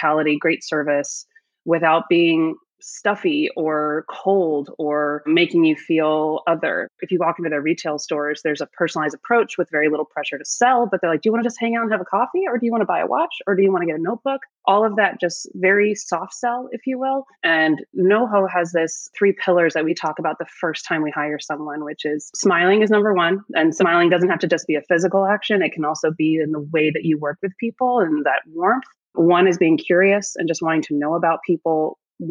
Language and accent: English; Nashville, Tennessee, United States; moved away as an adult; also born or lived in New York City / Paris; now in Detroit, United States; I grew up in Nashville, Tennessee, actually, and moved to New York City for college